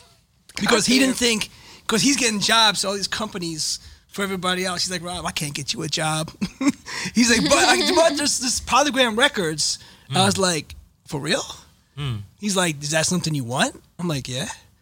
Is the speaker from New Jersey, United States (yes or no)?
yes; Cherry Hill, New Jersey, United States; Cherry Hill. I was the only guy I know that listened to hip hop.